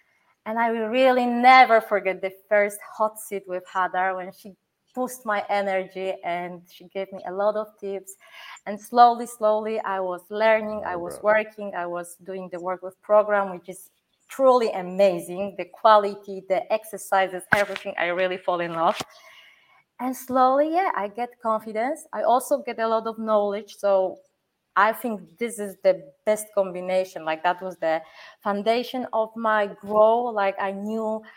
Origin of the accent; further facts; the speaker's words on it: Poland; English is a second language; now in Germany; I come from Poland